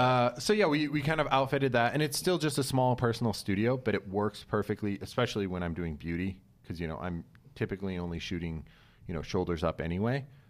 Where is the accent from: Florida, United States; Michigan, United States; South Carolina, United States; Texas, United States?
Michigan, United States; Kalamazoo; moved away as an adult; also born or lived in Albuquerque, New Mexico; now in Los Angeles, United States; I grew up in, like, West Michigan